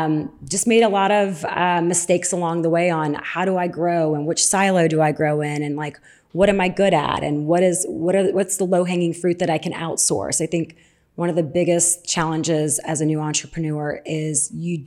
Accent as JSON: {"language": "English", "town": "New Orleans", "region": "Louisiana", "country": "United States", "accent": "southern", "said": "I'm from New Orleans"}